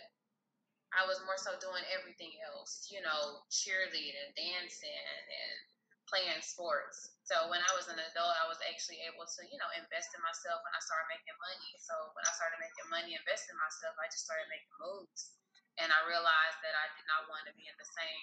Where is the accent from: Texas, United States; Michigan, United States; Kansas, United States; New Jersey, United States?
Texas, United States; Houston; moved away as an adult; now in Dallas, United States; I am from Houston, Texas originally. Been living out here in Dallas for the last 5 years.